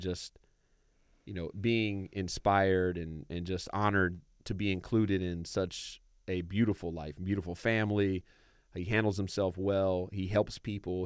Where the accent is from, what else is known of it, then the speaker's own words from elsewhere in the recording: Raleigh, North Carolina, United States; I grew up in Raleigh, North Carolina